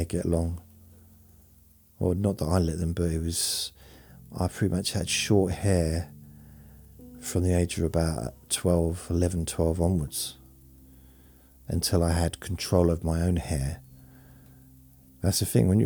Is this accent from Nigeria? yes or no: no; London, United Kingdom; I was born in London when I was a baby